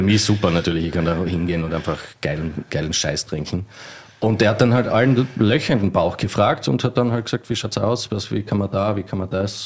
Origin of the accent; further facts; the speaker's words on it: Styria, Austria; also born or lived in Mörbisch am See; now in Vienna, Austria; wir sind Steirer